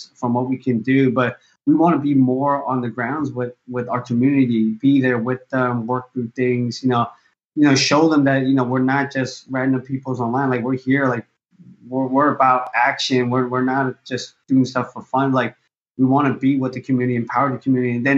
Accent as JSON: {"language": "English", "town": "San Francisco", "region": "California", "country": "United States", "tie": "born or raised there", "said": "I was born and raised in San Francisco"}